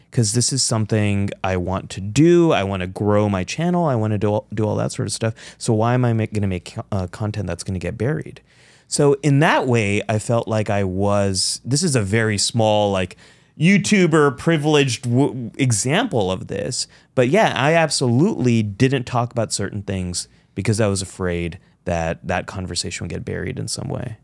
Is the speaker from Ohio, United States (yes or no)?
no; California, United States; also born or lived in Pakistan (ancestry); I am a Pakistani American, son of immigrants, I'm a Democrat, I'm a Muslim, I am you know, I'm a Californian